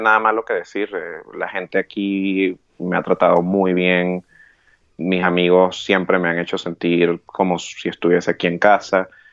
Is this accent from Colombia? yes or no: no; Venezuela; moved away as an adult; also born or lived in England; now in United Kingdom; nosotros los venezolanos